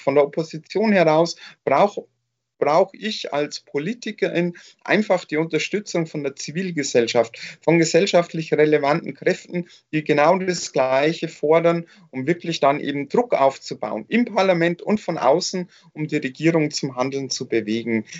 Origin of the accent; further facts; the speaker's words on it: Nuremberg, Bavaria, Germany; wir äh, NürnbergerInnen